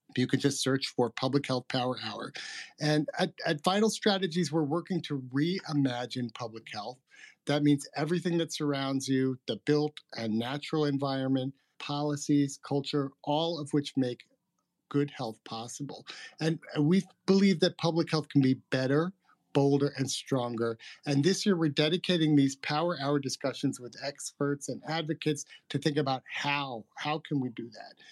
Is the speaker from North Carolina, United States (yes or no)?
no; New York, United States; my home state of New York